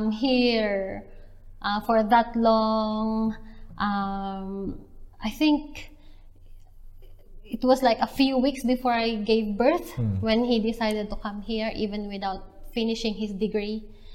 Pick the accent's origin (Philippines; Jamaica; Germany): Philippines; Calapan, Mimaropa; moved away as an adult; also born or lived in Quezon City, Philippines; now in New Zealand; I came from Calapan City in Oriental Mindoro.